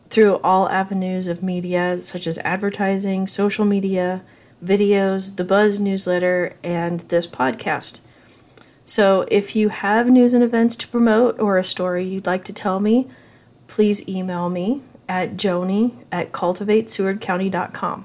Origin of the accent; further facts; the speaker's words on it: David City, Nebraska, United States; moved away as an adult; now in Seward, United States; I'm originally from David City. My family moved to Seward in 2019